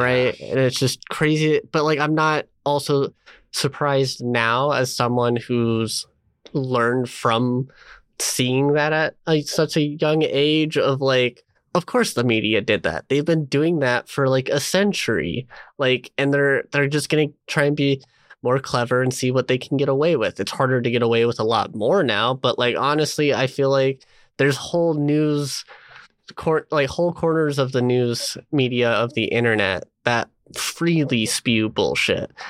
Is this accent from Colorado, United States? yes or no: yes; Colorado, United States; I'm from Colorado